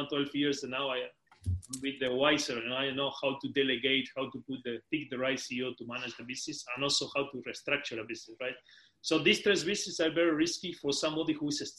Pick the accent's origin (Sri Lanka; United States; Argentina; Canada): Argentina; Patagonia; moved away as an adult; now in United Kingdom; I'm originally from Patagonia, from Argentina, the end of the world nice. In South America. And then I moved to the UK 7 years ago